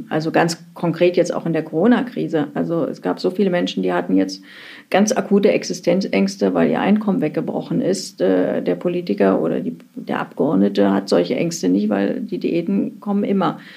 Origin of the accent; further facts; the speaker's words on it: East Germany, Germany; aus meiner Kindheit in der DDR vermisse ich? Ja, also die Kindheit ist immer eigentlich der schönste Abschnitt im Leben.